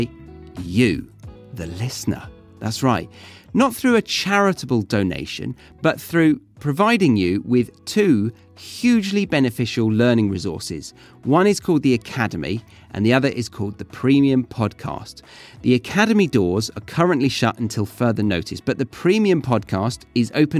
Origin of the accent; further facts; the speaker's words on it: Surrey, South East England, United Kingdom; moved away as an adult; being back in the country where I started is that I no longer feel different